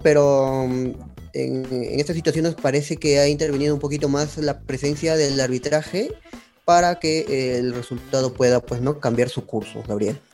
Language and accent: Spanish; Peru; como hincha peruano que soy, hablando como peruano